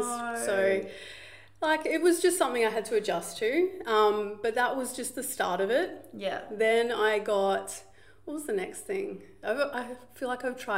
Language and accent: English; Gold Coast, Queensland, Australia; I grew up right here on the Gold Coast